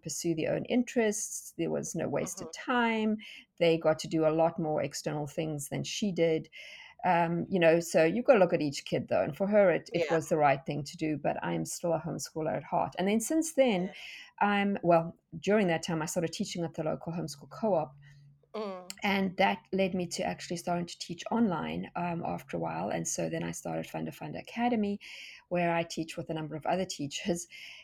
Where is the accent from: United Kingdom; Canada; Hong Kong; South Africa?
South Africa; accent: South African; moved away as an adult; now in Tennessee, United States; So you can hear from my accent that I am not American. In fact, I'm South African, and we moved to South Africa from South Africa to Tennessee